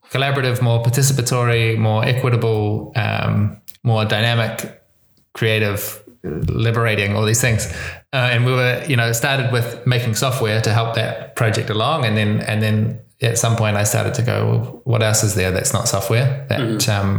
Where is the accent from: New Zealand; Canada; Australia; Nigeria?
New Zealand; accent: New Zealand; so, my accent, that's a good place to start. I'm from New Zealand. That's why I speak this weird kind of English. Um, uh, but it's a particular kind of New Zealand accent because I've been traveling for a long time.